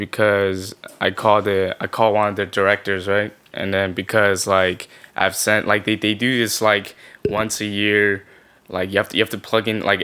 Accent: China; moved away; I was born in China. I'm Korean

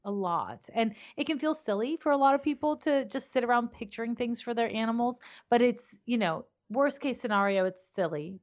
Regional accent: Canada; moved away as an adult; also born or lived in San Francisco; now in United States; I'm living in the U S, but I'm originally from Canada.

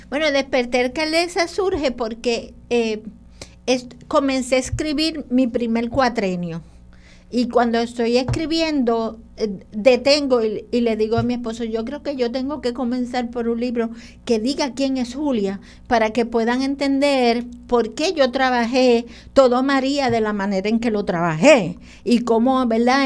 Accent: Loíza, Puerto Rico; yo soy loiseña

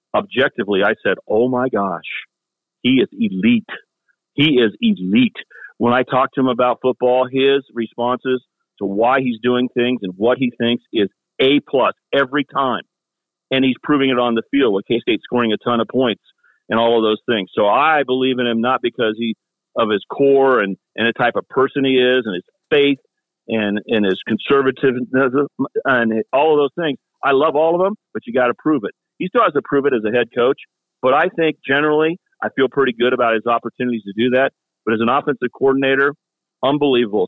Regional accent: Wichita, Kansas, United States; moved away as an adult; now in Kansas City, United States; I grew up in Wichita, Kansas, and went to K State

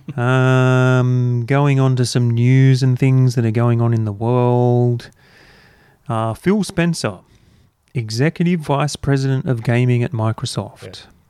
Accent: Australia; as Australian gamers who never experienced this console to begin

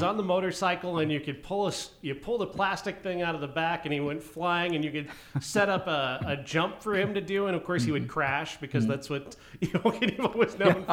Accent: Princeton, Iowa, United States; I grew up in Princeton, Iowa

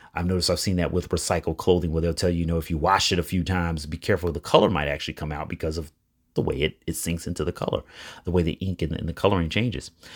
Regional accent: Chicago, Illinois, United States; I'm from Chicago.

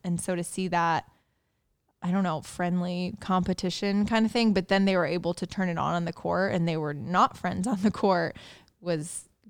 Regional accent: Indiana, United States; I'm from Indiana.

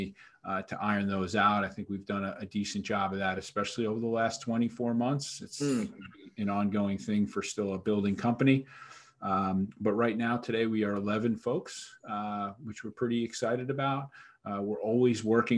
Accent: New York, United States; I grew up in New York here, but Irish heritage, both my parents also from New York

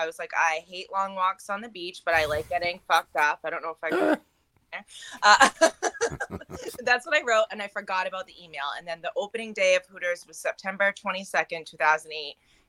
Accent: Gloucester, Massachusetts, United States; So I'm outside of Boston. I was raised on the North Shore.

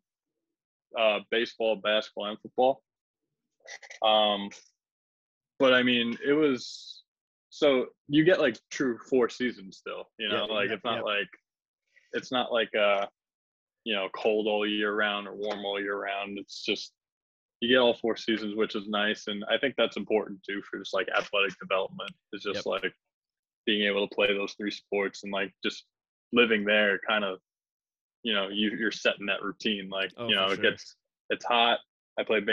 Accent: Long Island, New York, United States; also born or lived in Tampa, Florida; I'm from Long Island, New York

